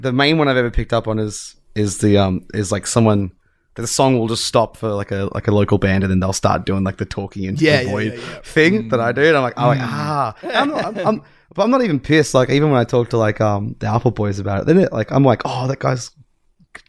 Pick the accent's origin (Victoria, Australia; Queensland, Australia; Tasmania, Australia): Tasmania, Australia; moved away; I was in my hometown in Tassie